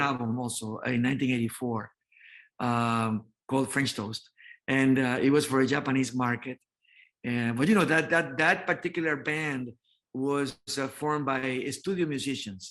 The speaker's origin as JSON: {"language": "English", "town": "Santo Domingo", "country": "Dominican Republic", "tie": "born or raised there", "also_born_or_lived": "New York", "moved": "as an adult", "said": "I was born in the Dominican Republic, in Santo Domingo, Dominican Republic, and in 1979, then I moved to New York"}